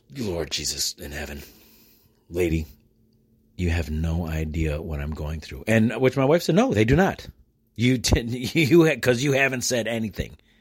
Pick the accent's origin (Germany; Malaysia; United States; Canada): United States; I am an American with American plates